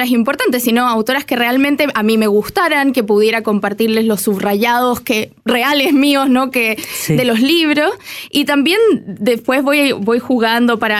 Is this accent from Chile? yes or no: yes; Santiago, Santiago Metropolitan Region, Chile; moved away as an adult; also born or lived in United States; estoy en Chile, soy chilena, digamos, regresé